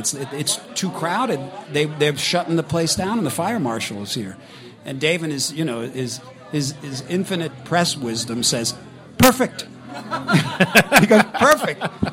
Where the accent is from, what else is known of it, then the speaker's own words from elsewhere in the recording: Long Island, New York, United States; this kid from Long Island